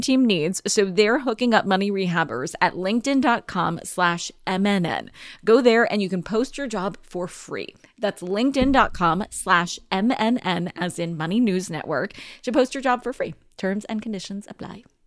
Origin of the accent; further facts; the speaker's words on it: California, United States; my home state of California